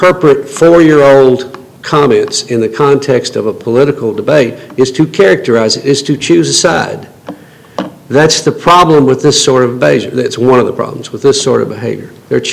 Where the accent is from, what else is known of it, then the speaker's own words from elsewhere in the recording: East Tennessee, United States; I grew up in East Tennessee